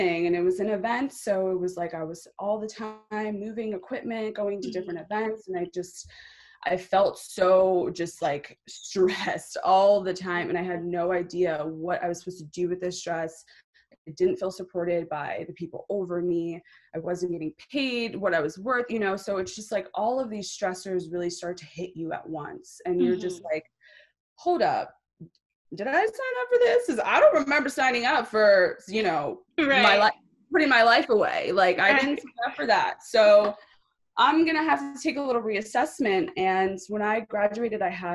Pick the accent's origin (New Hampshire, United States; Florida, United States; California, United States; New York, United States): New York, United States; Long Island; I grew up in New York, you know, very Long Island town